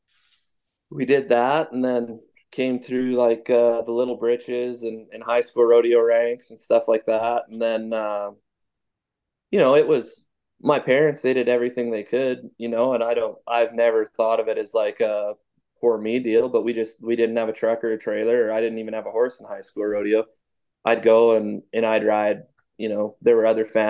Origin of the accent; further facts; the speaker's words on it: Abbotsford, British Columbia, Canada; I was born and raised in Abbotsford, BC